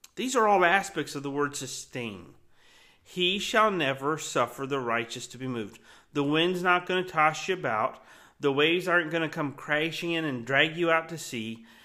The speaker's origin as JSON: {"language": "English", "region": "Florida", "country": "United States", "tie": "born or raised there", "said": "I grew up in Florida."}